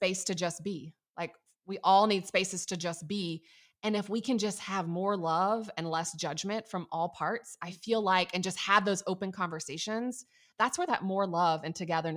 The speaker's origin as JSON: {"language": "English", "town": "Atlanta", "region": "Georgia", "country": "United States", "said": "I'm from Atlanta"}